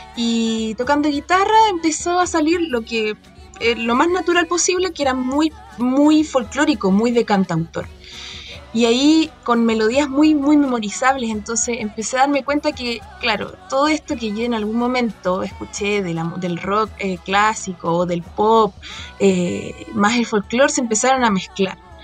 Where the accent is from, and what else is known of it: Chile